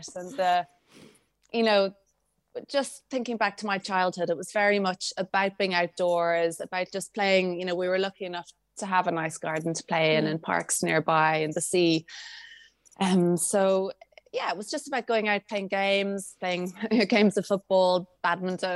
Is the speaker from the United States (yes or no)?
no; Dalkey, Leinster, Ireland; I grew up in Dalkey in County Dublin.